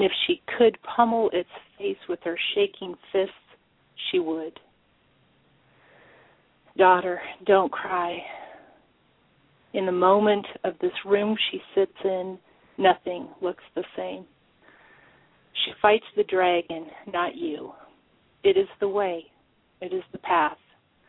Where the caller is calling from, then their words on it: Fall City, Washington, United States; I'm calling from Fall City, Washington. Actually, I live on a large farm, probably 10 minutes away from the small town of Fall City.